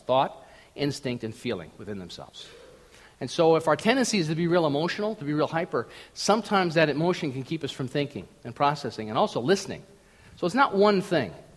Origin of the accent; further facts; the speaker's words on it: Minnesota, United States; I grew up in Minnesota